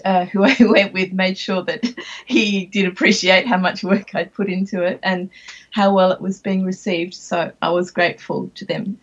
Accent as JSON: {"language": "English", "country": "Australia", "tie": "born or raised there", "also_born_or_lived": "Shanghai, China", "moved": "as an adult", "lives_now": "Japan", "said": "I'm an Australian born"}